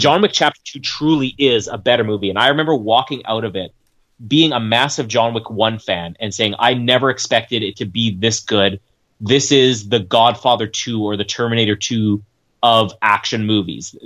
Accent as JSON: {"language": "English", "country": "Canada", "said": "I'm Canadian"}